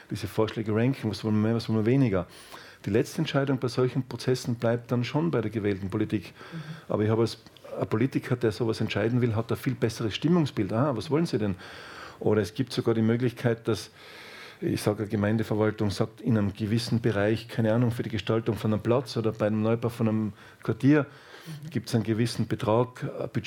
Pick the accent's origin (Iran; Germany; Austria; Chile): Austria; das kann ich als Österreicher schon sagen